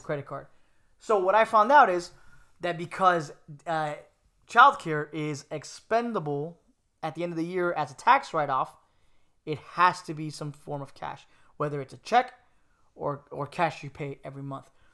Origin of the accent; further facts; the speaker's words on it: Miami, Florida, United States; moved away; I'm from Miami